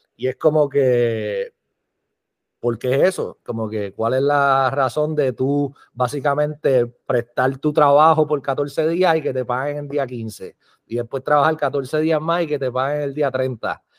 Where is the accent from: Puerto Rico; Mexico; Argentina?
Puerto Rico; now in Las Vegas, United States; nací en Puerto Rico, vivo aquí en Las Vegas